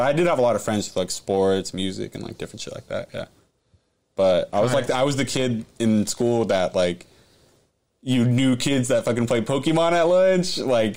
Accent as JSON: {"language": "English", "town": "San Jose", "region": "California", "country": "United States", "tie": "born or raised there", "also_born_or_lived": "Campbell, California", "said": "born and raised in San Jose."}